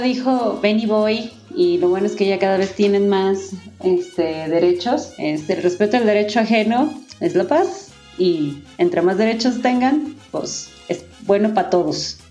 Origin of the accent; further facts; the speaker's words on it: Guadalajara, Jalisco, Mexico; soy de Guadalajara